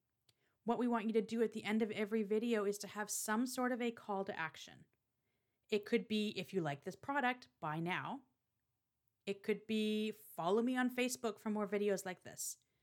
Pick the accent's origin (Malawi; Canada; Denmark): Canada; I struggle with this one because I am Canadian, don't apologize in your videos.